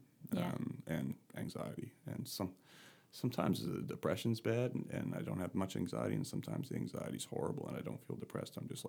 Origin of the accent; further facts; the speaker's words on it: Nova Scotia, Canada; I come from Canada, from rural Nova Scotia, and had an amazing upbringing, great family still.